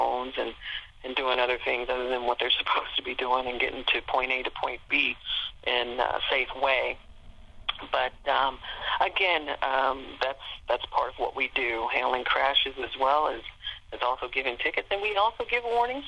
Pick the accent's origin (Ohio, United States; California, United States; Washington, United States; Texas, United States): Ohio, United States; Cincinnati; also born or lived in Portsmouth, Ohio; My first assignment was Portsmouth, Ohio, and I'm from Cincinnati, and so I was able to transfer back within a year to my, you know, close to my home area.